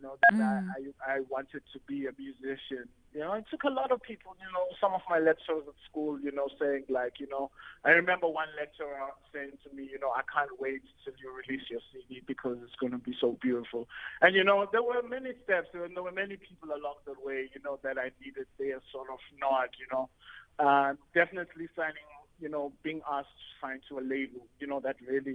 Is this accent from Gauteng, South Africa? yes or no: no; Eastern Cape, South Africa; moved away as an adult; also born or lived in Johannesburg; growing up in the Eastern Cape, music was sort of part of my life